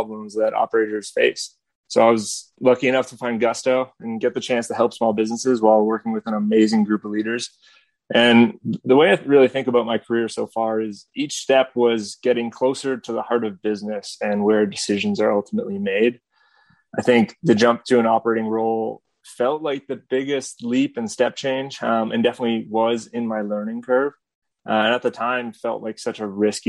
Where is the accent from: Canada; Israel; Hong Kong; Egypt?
Canada; just outside of Toronto, Ontario; moved away as an adult; also born or lived in San Francisco; I grew up just outside of Toronto in Canada